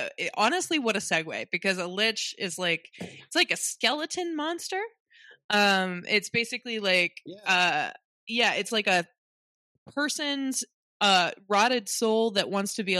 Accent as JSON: {"language": "English", "region": "Indiana", "country": "United States", "tie": "born or raised there", "moved": "yes", "lives_now": "Scotland", "said": "I'm from Indiana"}